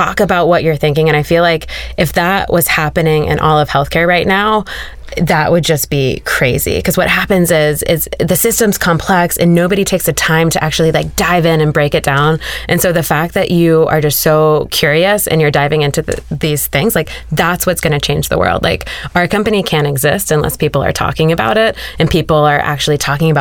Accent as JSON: {"language": "English", "town": "Woodbine", "region": "Maryland", "country": "United States", "said": "I'm from a small town in Maryland"}